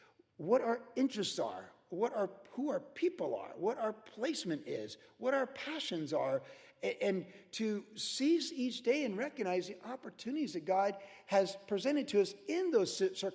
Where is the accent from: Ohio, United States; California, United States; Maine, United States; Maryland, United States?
Ohio, United States; Cleveland; also born or lived in Virginia; how did I come from Cleveland, Ohio, and Virginia and want to surf